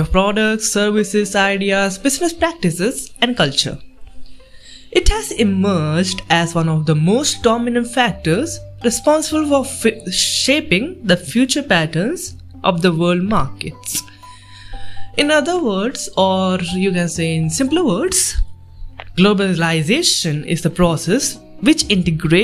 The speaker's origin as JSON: {"language": "English", "country": "India", "said": "I'm from India"}